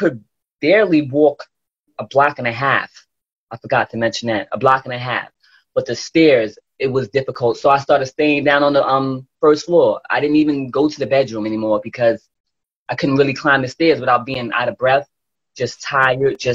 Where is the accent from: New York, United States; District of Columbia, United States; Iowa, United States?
New York, United States; New York City; I'm from Brooklyn, New York. Probably sound like it too